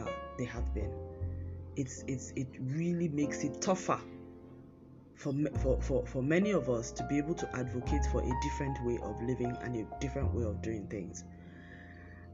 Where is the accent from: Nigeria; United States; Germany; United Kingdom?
Nigeria; as a Nigerian